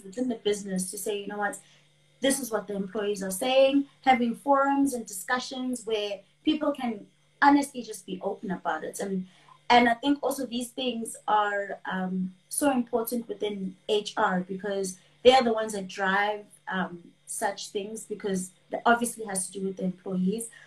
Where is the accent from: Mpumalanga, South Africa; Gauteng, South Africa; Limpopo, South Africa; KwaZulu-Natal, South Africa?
KwaZulu-Natal, South Africa; I am from KwaZulu Natal in South Africa, uh, born and raised in KwaZulu Natal, always been here